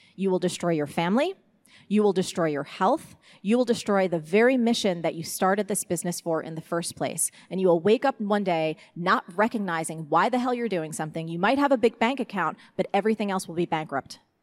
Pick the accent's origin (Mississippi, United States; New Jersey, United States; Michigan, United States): New Jersey, United States; I'm from Jersey